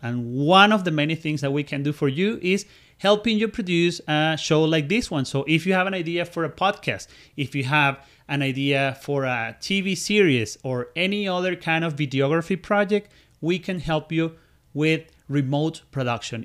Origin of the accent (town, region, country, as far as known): Venezuela; moved away as an adult